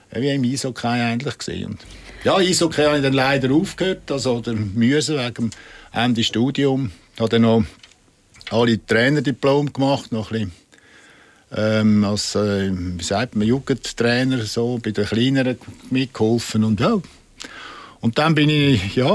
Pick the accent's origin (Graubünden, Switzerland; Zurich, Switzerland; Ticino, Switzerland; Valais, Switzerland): Zurich, Switzerland; Aber mit den Bündner war es wirklich lässig auch als Zürcher.